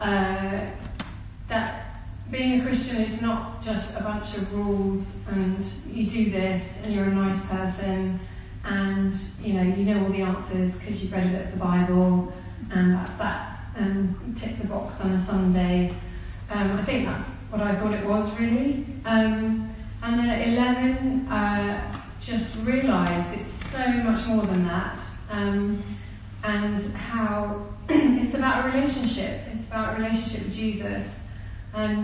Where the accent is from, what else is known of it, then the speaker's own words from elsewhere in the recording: Kent, South East England, United Kingdom; moved away as an adult; also born or lived in India / Manchester / Leicester / Nepal; now in Burundi; I was born in India, but I was only there till I was four. We came back to the UK, and I grew up in Kent, two different places in Kent